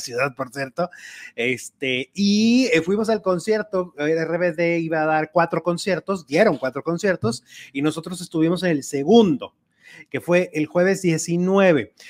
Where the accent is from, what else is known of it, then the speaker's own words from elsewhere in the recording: Mexico; nuestra música ranchera mexicana